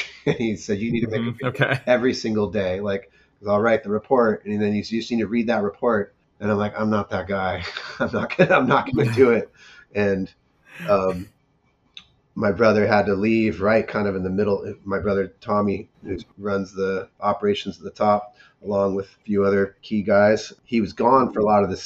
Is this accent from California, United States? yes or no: yes; Mount Baldy, California, United States; I grew up in Mount Baldy